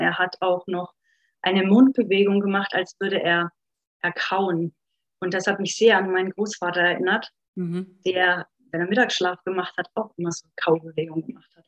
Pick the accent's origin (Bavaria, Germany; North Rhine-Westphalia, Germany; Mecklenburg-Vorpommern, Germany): Bavaria, Germany; Upper Franconia; now in Munich, Germany; wie ihr vielleicht unschwer raushören könnt, komme ich eigentlich aus Oberfranken